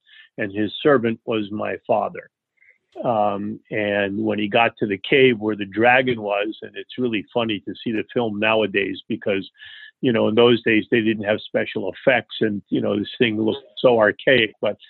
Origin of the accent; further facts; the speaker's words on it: New York, United States; born there; also born or lived in Leonia, United States / Fort Lee, United States / California; I was born in New York. My parents first lived in Leonia, New Jersey.